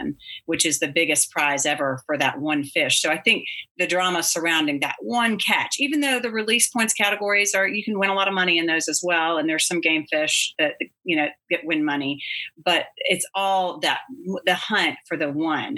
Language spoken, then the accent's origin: English; South Texas near Galveston, United States; now in Eastern North Carolina, United States; I grew up in South Texas near Galveston